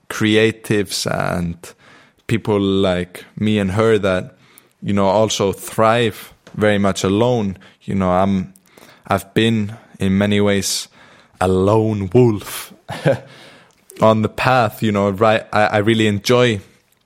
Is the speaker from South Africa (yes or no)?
no; Iceland; accent: Icelandic; moved away; I'm in Iceland. I'm in my hometown. I'm with my family at the moment